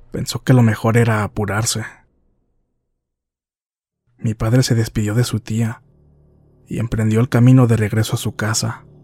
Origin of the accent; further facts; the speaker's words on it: San Luis Acatlán, Guerrero, Mexico; Toda mi familia y yo somos del estado de Guerrero. Más específicamente, de unos pueblos que pertenecen al municipio de San Luis Acatlán, en la región de Costa Chica.